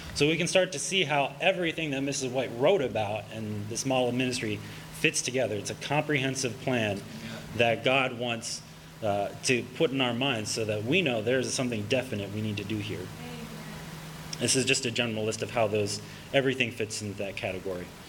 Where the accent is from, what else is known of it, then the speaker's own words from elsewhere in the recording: Pennsylvania, United States; also born or lived in Allentown, Pennsylvania; I'm from Pennsylvania. I'm, I'm living in Allentown, Pennsylvania right now